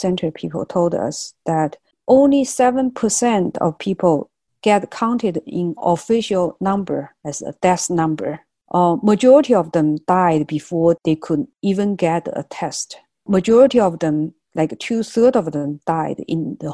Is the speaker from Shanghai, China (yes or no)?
no; Wuhan, Hubei, China; moved away; I grew up in Wuhan